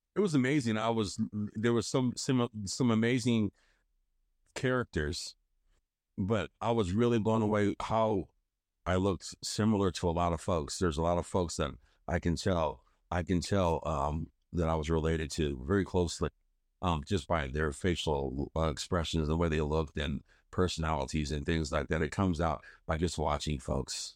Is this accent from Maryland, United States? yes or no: yes; Hagerstown, Maryland, United States; I was born in Hagerstown, Maryland